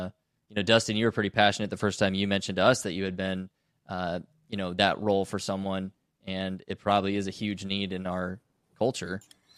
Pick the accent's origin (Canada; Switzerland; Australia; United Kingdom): Canada; That's a little baffling to me as a Canadian with a different perspective.